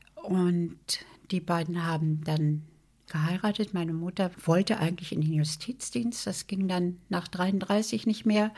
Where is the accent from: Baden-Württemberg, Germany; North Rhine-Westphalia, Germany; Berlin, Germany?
Berlin, Germany; Ich bin in Berlin Langwitz geboren, das ist im Süden von Berlin und Langwitz und wir haben gewohnt in Lichterfelde Ost.